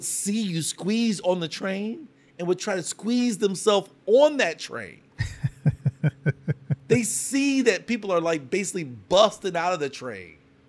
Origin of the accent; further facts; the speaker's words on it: Columbus, Ohio, United States; born there; also born or lived in Dayton / Cincinnati; And so they met in Ohio and I was born in Columbus, Ohio. And then we moved to Dayton and we moved to Cincinnati and then we moved back to the South.